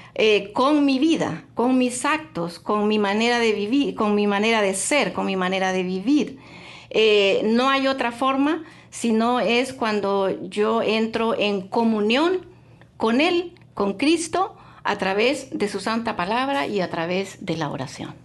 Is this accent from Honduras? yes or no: yes; Honduras; moved away; yo soy ah, hondureña, eh, llegué aquí hace mucho tiempo, hace ya unos 30 años